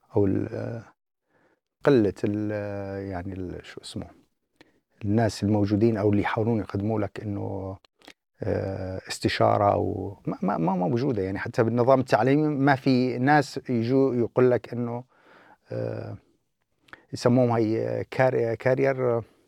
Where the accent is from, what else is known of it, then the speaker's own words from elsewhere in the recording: Abu Kamal, Deir ez-Zor Governorate, Syria; moved away as an adult; also born or lived in Kuwait City, Kuwait / Aleppo, Syria / Saudi Arabia; now in New Zealand; كل هذه الفترة بقينا بالبكمال